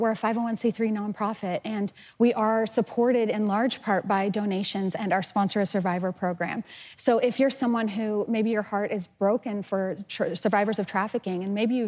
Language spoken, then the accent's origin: English; Austin, Texas, United States; I'm from Austin, Texas, and I go and teach in the Travis County Jail